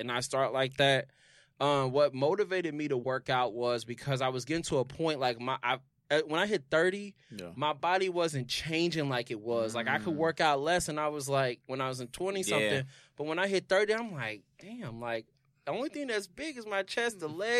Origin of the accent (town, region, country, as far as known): Indianapolis, Indiana, United States; moved away